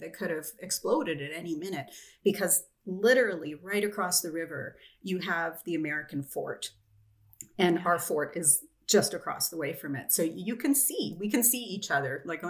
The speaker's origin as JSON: {"language": "English", "country": "Canada", "said": "being Canadian"}